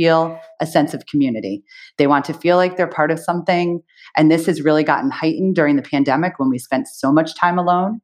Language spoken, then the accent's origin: English; United States; also born or lived in United Kingdom